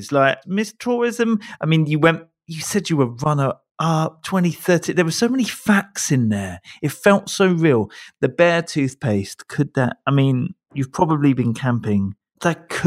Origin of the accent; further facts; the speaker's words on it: Canada; I'm Canadian. I'll throw in something about a bear.